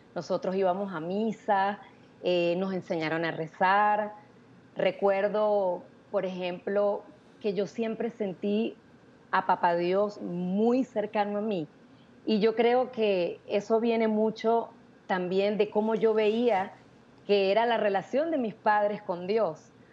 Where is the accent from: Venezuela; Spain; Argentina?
Venezuela; San Cristóbal, Táchira; moved away as an adult; also born or lived in Táriba, Venezuela; now in Miami, United States; yo soy venezolana, soy de San Cristóbal, estado Táchira. Em, me vine para Miami hace 19 años ya, pero nací en ese pueblito